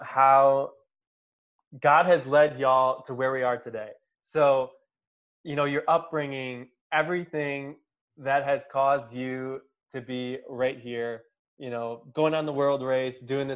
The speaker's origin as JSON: {"language": "English", "town": "Watertown", "region": "Wisconsin", "country": "United States", "tie": "born or raised there", "lives_now": "Milwaukee, United States", "said": "I currently live in Milwaukee, Wisconsin. Grew up in Watertown, Wisconsin"}